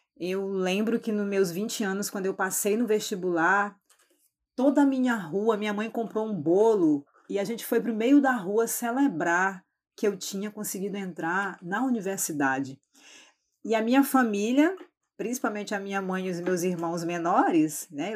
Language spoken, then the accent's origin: Portuguese; Acre, Brazil; now in Rio Branco, Brazil; Eu sou aqui do Acre, é, especificamente moro na capital, Rio Branco